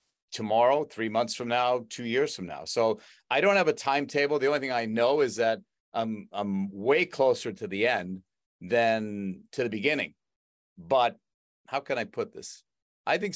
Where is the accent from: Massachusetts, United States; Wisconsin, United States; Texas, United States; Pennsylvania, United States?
Massachusetts, United States; Boston; I grew up in the Boston area